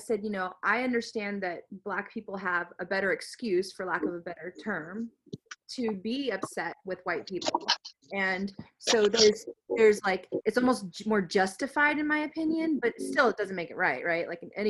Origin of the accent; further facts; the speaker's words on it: United States; This is somebody being prejudiced towards me because I'm American.